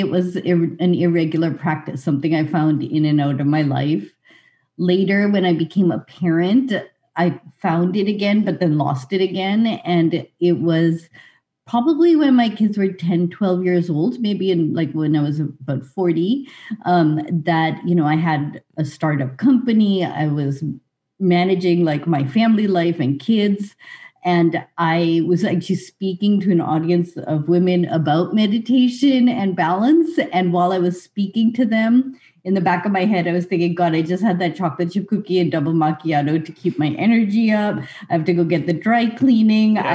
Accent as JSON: {"language": "English", "town": "Lincoln", "region": "Massachusetts", "country": "United States", "tie": "born or raised there", "also_born_or_lived": "Winchester, Massachusetts", "said": "we grew up in Boston"}